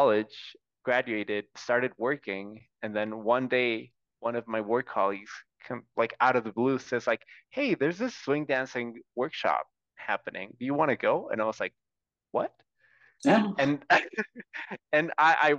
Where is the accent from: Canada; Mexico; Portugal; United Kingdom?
Mexico; Tijuana, Baja California; now in Guadalajara, Mexico; I grew up in Tijuana.